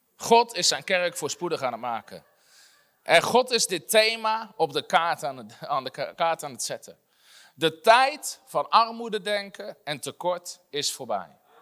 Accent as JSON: {"language": "Dutch", "country": "Netherlands"}